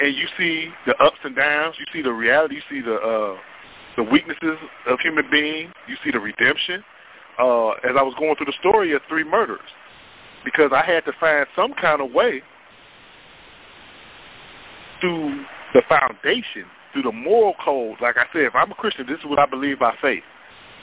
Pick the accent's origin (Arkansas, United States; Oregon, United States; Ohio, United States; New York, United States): Ohio, United States; Cleveland; I'm from Northeast Ohio, from Cleveland